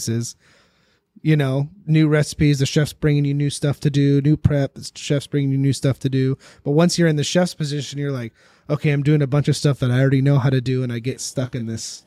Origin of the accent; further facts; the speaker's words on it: North Idaho, United States; moved away as an adult; I grew up in North Idaho. I moved down here, you know, a little over 10 years ago